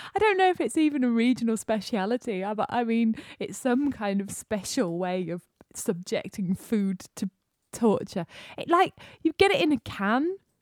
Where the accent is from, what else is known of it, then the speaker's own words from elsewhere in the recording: Yorkshire and the Humber, United Kingdom; also born or lived in London; we're from Yorkshire